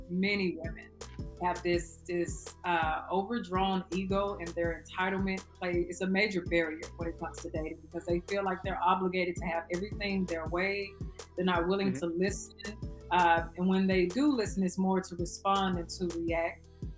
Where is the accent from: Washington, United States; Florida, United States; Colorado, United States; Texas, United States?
Texas, United States; Dallas; I am from Texas. I was born and raised. Okay. Y'all probably can hear that accent